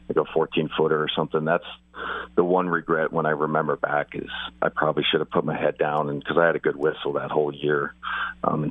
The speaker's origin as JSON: {"language": "English", "town": "Spokane", "region": "Washington", "country": "United States", "said": "I was from Spokane."}